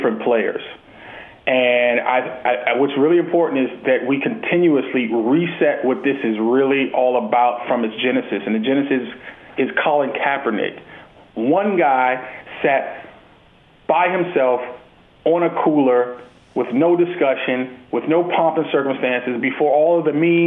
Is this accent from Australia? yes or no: no; United States; we're both from America